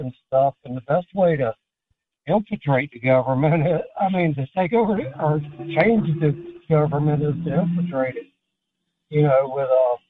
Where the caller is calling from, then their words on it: Ocala, Florida, United States; I'm calling from Ocala, Florida tonight.